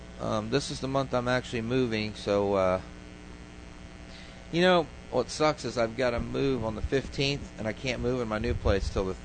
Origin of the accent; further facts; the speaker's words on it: Tampa, Florida, United States; See, I'm from Tampa